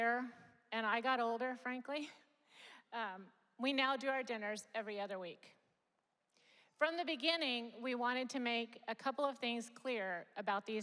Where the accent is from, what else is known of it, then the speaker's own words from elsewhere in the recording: Japan; moved away; I grew up in Japan.